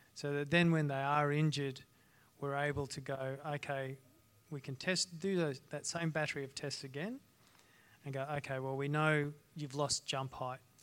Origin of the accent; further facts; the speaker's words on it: Ayr, Queensland, Australia; I grew up in a small town in North Queensland called Ayr